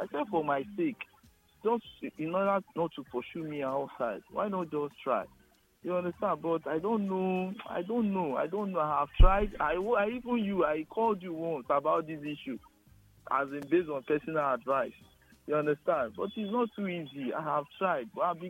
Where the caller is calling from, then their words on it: Ijesha, Osun, Nigeria; I'm calling from Ijesha.